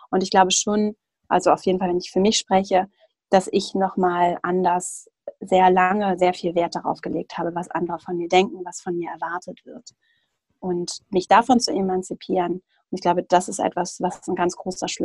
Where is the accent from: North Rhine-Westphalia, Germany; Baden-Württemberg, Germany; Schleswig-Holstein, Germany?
Schleswig-Holstein, Germany; now in Hamburg, Germany; ich komme ursprünglich aus Schleswig-Holstein, aus so einer ländlichen Region